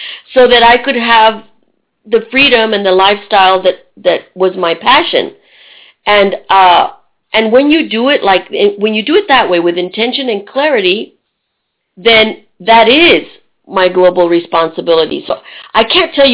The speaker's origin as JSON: {"language": "English", "region": "Texas", "country": "United States", "also_born_or_lived": "Tennessee / Budapest, Hungary", "moved": "as an adult", "said": "I moved from Texas to Tennessee to Budapest. And being a Texan"}